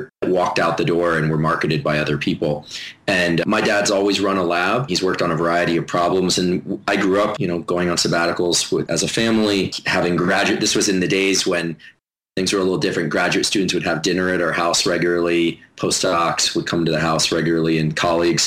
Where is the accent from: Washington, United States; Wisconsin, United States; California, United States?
California, United States; Palo Alto; now in San Diego, United States; I actually grew up in Palo Alto